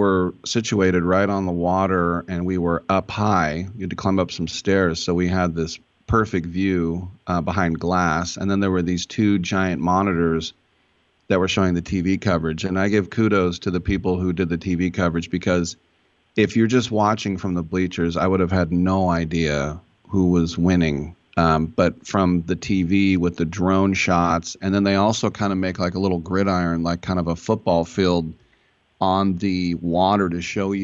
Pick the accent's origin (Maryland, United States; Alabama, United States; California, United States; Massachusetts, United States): California, United States; Richmond; I'm from Richmond